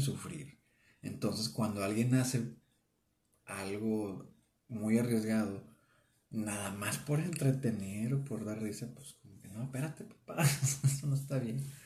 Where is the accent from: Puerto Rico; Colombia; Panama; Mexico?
Mexico; northern Mexico; accent: norteño; nuestro acento pues, es muy norteño de acá de, de México